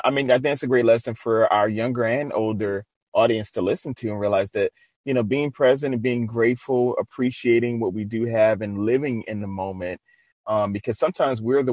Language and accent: English; New Orleans, Louisiana, United States; I'm from Louisiana, so you know I know about eating. So, and I'm originally from New Orleans